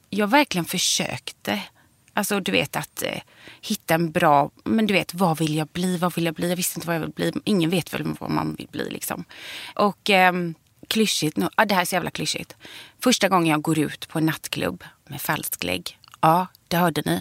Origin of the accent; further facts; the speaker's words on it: Gothenburg, Västra Götaland, Sweden; moved away as an adult; also born or lived in Mölnlycke; jag är från början Långedra. Ja. Och sen flyttade vi liksom, har vi bott inne i stan.